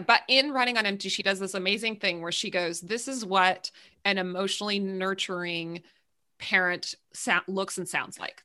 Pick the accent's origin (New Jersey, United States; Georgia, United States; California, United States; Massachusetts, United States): California, United States; I'm from California.